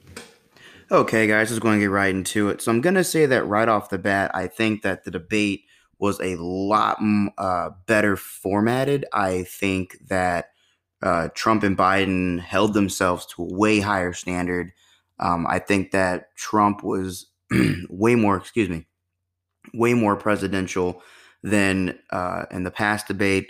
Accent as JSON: {"language": "English", "country": "United States", "said": "as an American"}